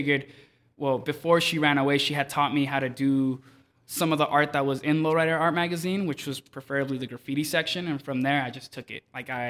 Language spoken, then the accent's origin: English; Los Angeles, California, United States; also born or lived in Mexico / Hawthorne, California; I'm originally from Mexico. I migrated here when I was like 5 years old. I lived in South Central, Compton, and I made my way to the beach, to Hawthorne.